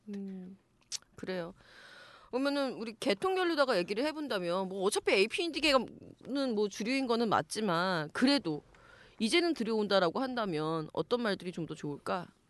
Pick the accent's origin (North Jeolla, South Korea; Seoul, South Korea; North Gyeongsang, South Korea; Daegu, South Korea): Seoul, South Korea; 나도 서울 사람인데